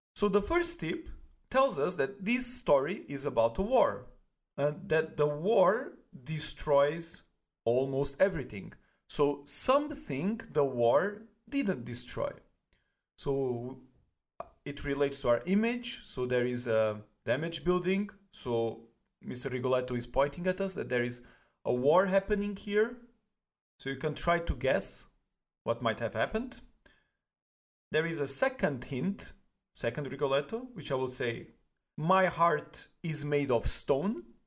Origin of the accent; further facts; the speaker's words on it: Portugal; now in Germany; I'm originally from Portugal